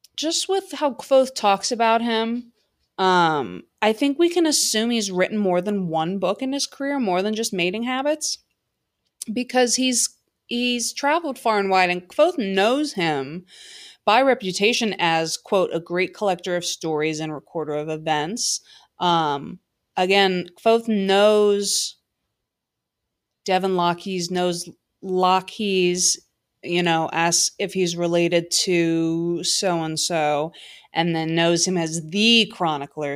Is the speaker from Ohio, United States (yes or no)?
yes; Cincinnati, Ohio, United States; my hometown Cincinnati Bengals